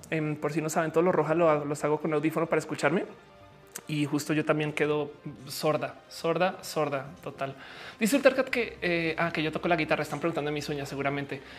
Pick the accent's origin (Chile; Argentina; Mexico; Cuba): Argentina; Este eh, soy de Argentina.